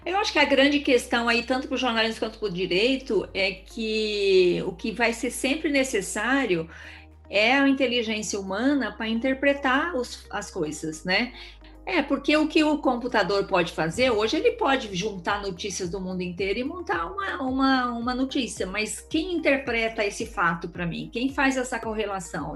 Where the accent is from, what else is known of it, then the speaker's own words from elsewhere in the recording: Eldorado, Brazil; Crescemos em Eldorado